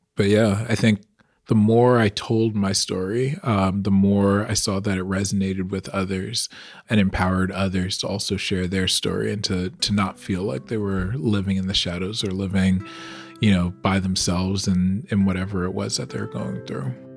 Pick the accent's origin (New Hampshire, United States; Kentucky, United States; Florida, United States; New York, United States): New York, United States; Long Island; growing up on Long Island